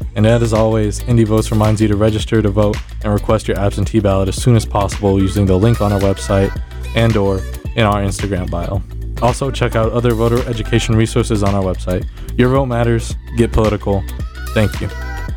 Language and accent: English; Texas, United States; moved away as an adult; now in Indiana, United States; I'm from Texas